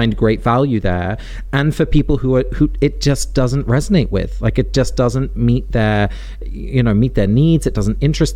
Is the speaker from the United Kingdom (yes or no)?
yes; England, United Kingdom; I was born in England and raised in the UK